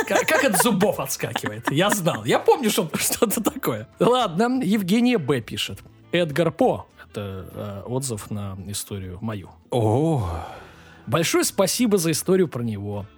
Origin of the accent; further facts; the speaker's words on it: Saint Petersburg, Russia; Я сам из Купчаги